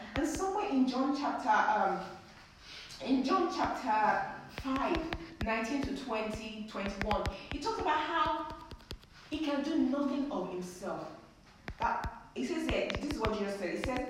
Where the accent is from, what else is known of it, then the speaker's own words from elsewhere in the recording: India; I'm from India